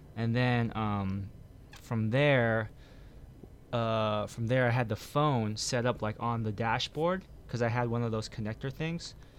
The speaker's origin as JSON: {"language": "English", "country": "United States", "said": "I'm from, uh, America"}